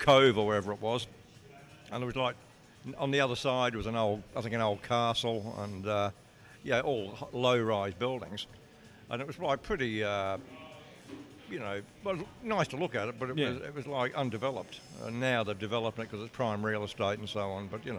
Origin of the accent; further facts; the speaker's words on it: New South Wales, Australia; I'm in South Wales, and that's pretty ironic, because back home, I come from New South Wales, new fucking improved South Wales.